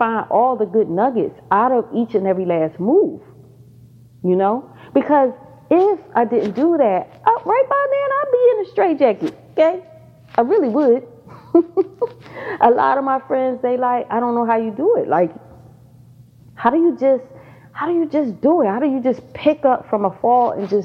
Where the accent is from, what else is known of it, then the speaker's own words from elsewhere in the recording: Pennsylvania, United States; now in Georgia, United States; I just moved back to Georgia. I'm originally from Pennsylvania.